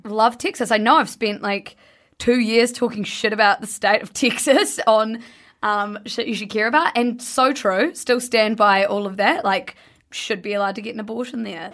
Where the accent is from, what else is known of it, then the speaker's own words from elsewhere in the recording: New Zealand; I'm from New Zealand